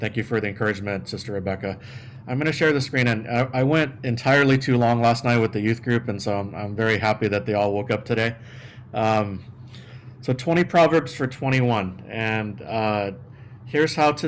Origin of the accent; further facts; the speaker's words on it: San Antonio, Texas, United States; moved away; I grew up in San Antonio, Texas